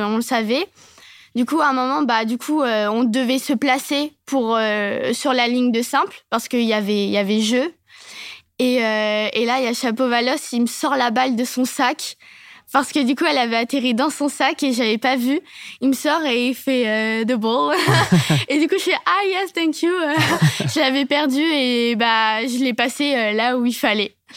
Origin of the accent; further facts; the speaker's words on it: Nevers, Bourgogne-Franche-Comté, France; je suis euh, du centre euh, de la Nièvre, du coup, à Nevers et chez la SPTT Nevers.